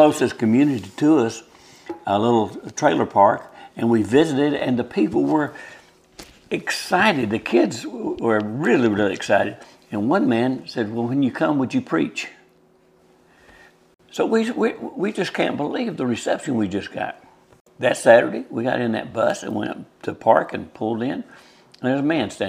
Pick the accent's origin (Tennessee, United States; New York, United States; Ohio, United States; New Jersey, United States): Tennessee, United States; Nashville; moved away as an adult; also born or lived in California / Charleston, South Carolina; I'm from Nashville, Tennessee